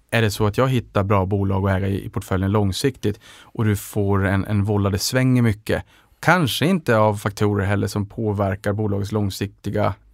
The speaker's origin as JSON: {"language": "Swedish", "region": "Norrland", "country": "Sweden", "said": "för jag investerar långsiktigt och där tror jag att man också kanske ser min sävlighet som norrlänning."}